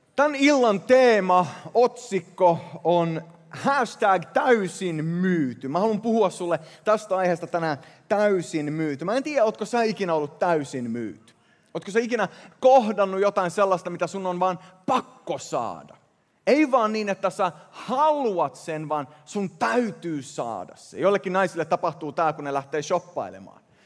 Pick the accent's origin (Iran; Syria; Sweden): Sweden; first language Swedish; Finnish is a second language; moved away; mä kasvoin Ruotsissa ja moni näistä sanoista tulee sillä luonnollisella ensimmäisellä kielellä